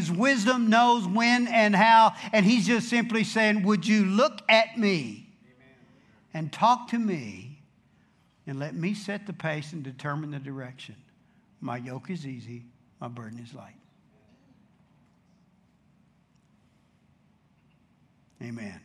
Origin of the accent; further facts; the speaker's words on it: Dallas, Texas, United States; I'm from Dallas, that's south